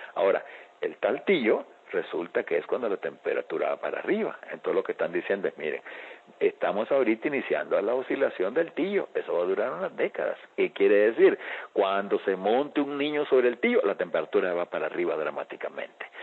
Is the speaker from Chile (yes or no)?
no; El Salvador; Aquí en mi país